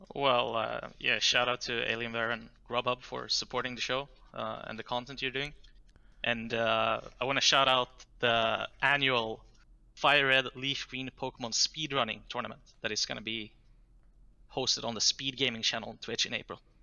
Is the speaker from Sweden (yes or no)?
yes; Jönköping, Jönköping County, Sweden; That's my hometown.